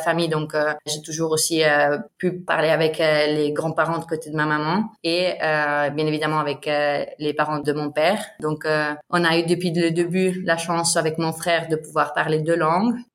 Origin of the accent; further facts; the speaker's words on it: Ticino, Switzerland; first language Bosnian, Italian; French is a second language; also born or lived in Lausanne; je viens du Tessin. C'est la plus grande partie où on parle italien. Et après, il y a une petite partie dans les Grisons aussi où, où les gens parlent l'italien. Et donc, euh, j'ai grandi ici